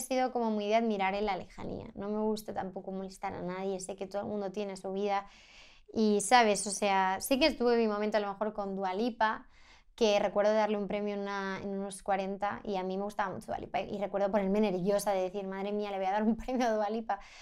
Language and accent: Spanish; Sant Climent de Llobregat, Catalonia, Spain; moved away as an adult; now in Madrid, Spain; mi casa de, de mi pueblo, ¿sabes? La que crecí